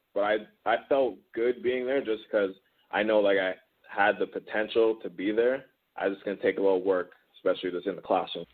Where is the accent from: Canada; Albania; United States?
Canada; Toronto, Ontario; also born or lived in Cambridge, Ontario; I'm originally from Toronto, and then right. my my family moved about an hour west to um to Cambridge